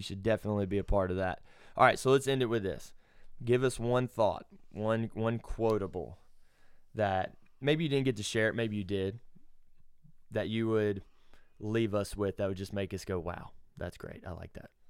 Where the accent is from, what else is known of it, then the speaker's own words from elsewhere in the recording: Alabama, United States; I'm from Alabama, Bible Belt